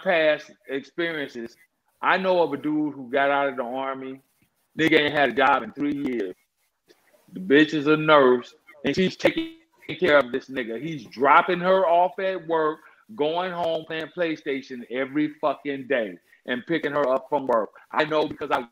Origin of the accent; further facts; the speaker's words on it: United States; I'm an American.